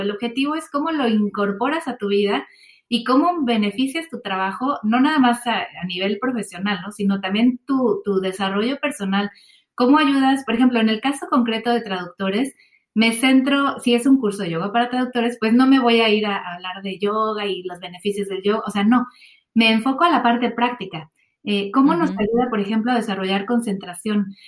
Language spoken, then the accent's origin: Spanish; Mexico City, Mexico; now in Swansea, United Kingdom; yo soy de la Ciudad de México